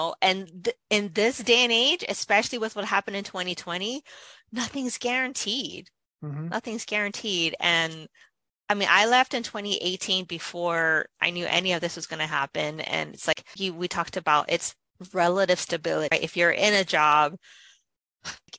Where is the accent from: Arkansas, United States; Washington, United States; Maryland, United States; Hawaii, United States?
Hawaii, United States; I'm from Hawaii